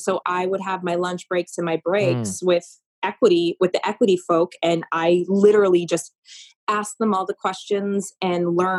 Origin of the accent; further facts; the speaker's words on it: Maine, United States; I was considered a local because, right, I was from Maine.